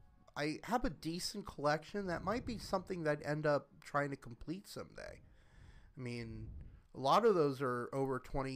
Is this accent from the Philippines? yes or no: no; Tulsa, Oklahoma, United States; I grew up in Tulsa, Oklahoma